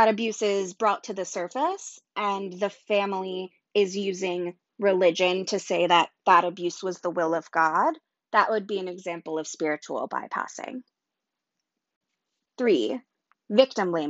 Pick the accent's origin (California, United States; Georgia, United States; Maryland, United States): California, United States; Southern; We grew up together in Southern California